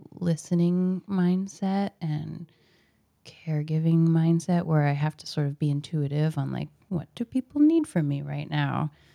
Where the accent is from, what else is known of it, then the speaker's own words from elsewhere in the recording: Portland, Oregon, United States; I was born in Portland, so I've been here forever.